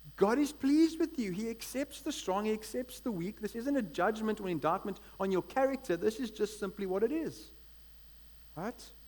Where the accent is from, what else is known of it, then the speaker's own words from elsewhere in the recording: East London, Eastern Cape, South Africa; now in Cape Town, South Africa; I come from East London